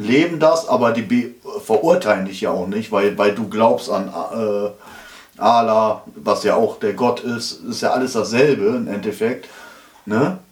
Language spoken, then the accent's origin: German; Schmallenberg, North Rhine-Westphalia, Germany; das war meine Heimat